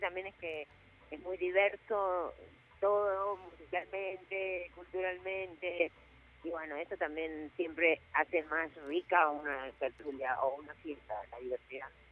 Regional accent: Buenos Aires, Argentina; moved away as an adult; now in Salta, Argentina; yo soy re nací en Buenos Aires

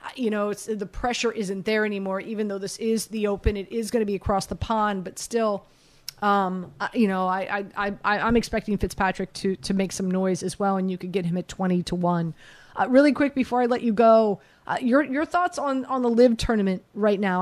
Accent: Miami, Florida, United States; moved away; also born or lived in New York; I'm from Miami.

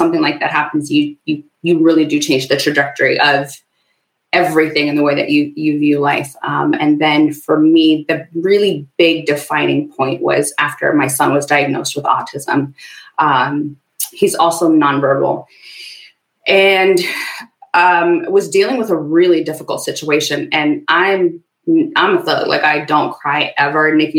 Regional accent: Ethiopia; also born or lived in Sudan; I was born in a refugee camp. So I've got this, I'm Ethiopian, but I was born in Sudan.

